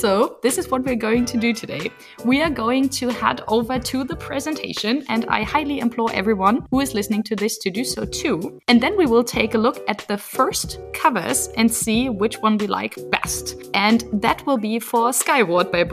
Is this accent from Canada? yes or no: no; Germany; English is a second language; English is not my mother tongue. I'm from Germany.